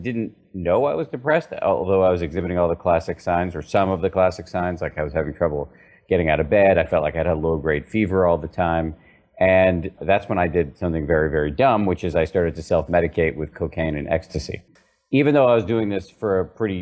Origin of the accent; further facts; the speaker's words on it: Massachusetts, United States; I was raised in the People's Republic of Massachusetts by two very, very skeptical secular scientists